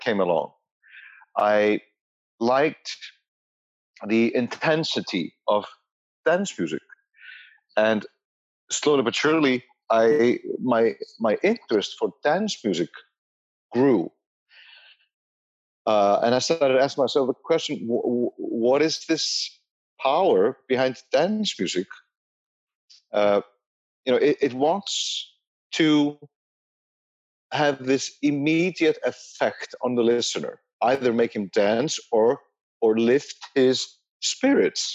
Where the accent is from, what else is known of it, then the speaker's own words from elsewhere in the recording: Reykjavik, Capital Region, Iceland; I'm born and raised in Reykjavik in 1970